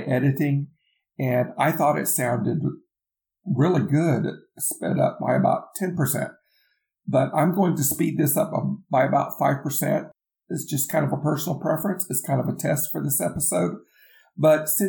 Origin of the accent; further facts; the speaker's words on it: the South, United States; accent: southern; I'm from the South. I'm in the Bible Belt. I'm outside of the Atlanta area